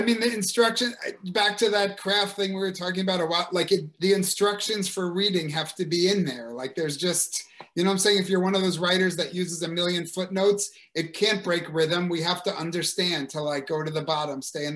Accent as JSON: {"language": "English", "country": "United States", "said": "as an American"}